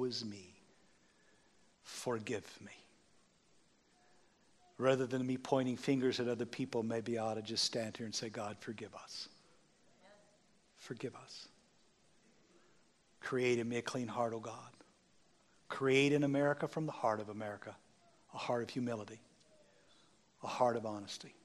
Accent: United States; I'm an American

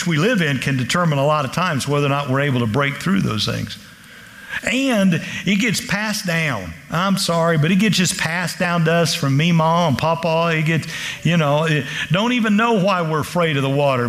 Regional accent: Kansas, United States; I'm from Kansas

